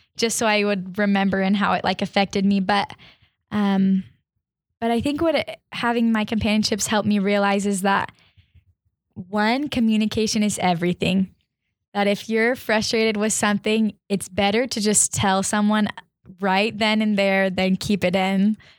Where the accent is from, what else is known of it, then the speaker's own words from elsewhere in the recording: Arizona, United States; I'm from Arizona